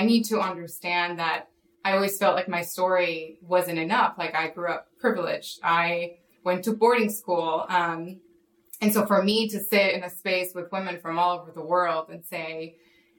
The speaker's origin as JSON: {"language": "English", "country": "Mexico", "tie": "born or raised there", "moved": "yes", "said": "I grew up in Mexico where it's very Catholic"}